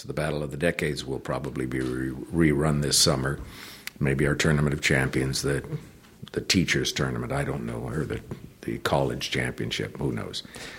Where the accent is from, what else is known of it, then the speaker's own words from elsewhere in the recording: Canada; I had the disadvantage of being born and raised in Canada and considering the letter Y as a vowel.